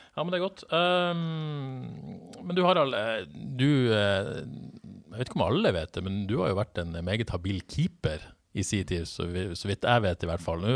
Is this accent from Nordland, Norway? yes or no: yes; Bodø, Nordland, Norway; moved away; Jeg satt på, sikkert hjemme i Bodø